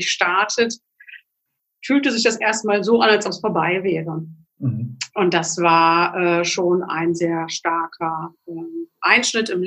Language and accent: German; Magdeburg, Saxony-Anhalt, Germany; born there; ich komme äh, gebürtig aus Magdeburg ähm, und zu einer Zeit, wo Glaube eher verboten, verpönt und nicht ähm, forciert wurde.